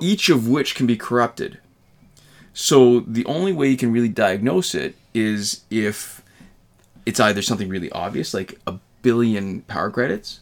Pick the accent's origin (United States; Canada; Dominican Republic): Canada; as a Canadian